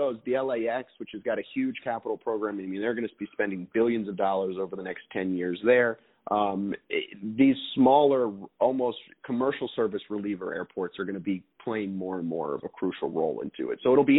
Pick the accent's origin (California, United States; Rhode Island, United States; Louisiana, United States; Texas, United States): Louisiana, United States; New Orleans; my hometown of New Orleans